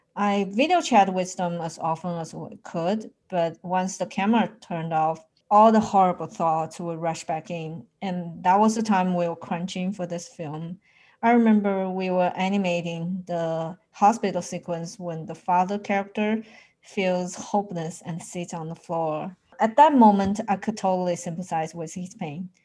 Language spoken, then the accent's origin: English; Wuhan, Hubei, China; now in United States; Since I have moved to the US, I'm far away from my home. It makes me the one who always worry about them, especially recently since Wuhan is actually my hometown.